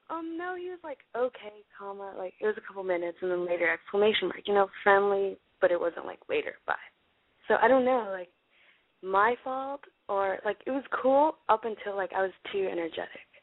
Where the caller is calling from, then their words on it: Stockton, California, United States; So I'm 16 and I'm calling from Stockton, California.